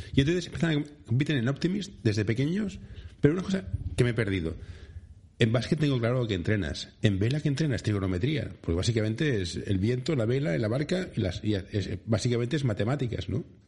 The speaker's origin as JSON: {"language": "Spanish", "town": "Barcelona", "region": "Catalonia", "country": "Spain", "said": "soy de Barcelona"}